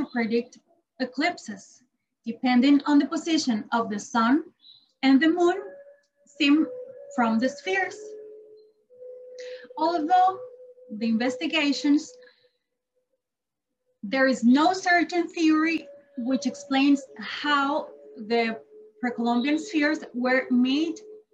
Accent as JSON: {"language": "English", "country": "Costa Rica", "said": "I'm from Costa"}